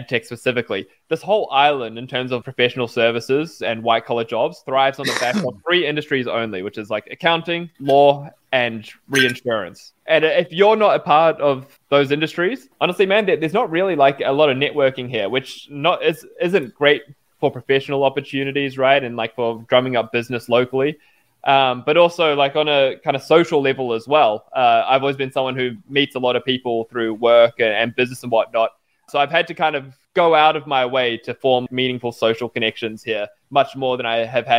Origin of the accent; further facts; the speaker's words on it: New Zealand; also born or lived in Australia; And I grew up in New Zealand and Australia, right?